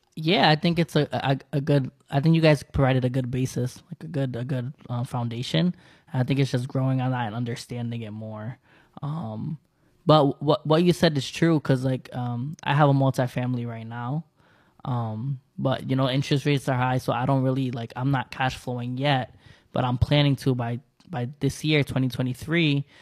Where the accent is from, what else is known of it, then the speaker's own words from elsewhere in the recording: United States; I'm American